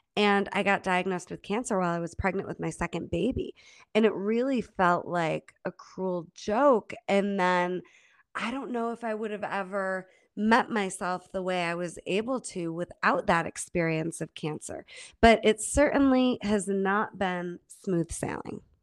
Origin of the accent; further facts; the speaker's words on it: Holland Patent, New York, United States; moved away as an adult; also born or lived in Germany / Rochester, New York; now in Boulder, United States; grew up in Holland Patton, New York, upstate New York. And all the way through school, that's where I lived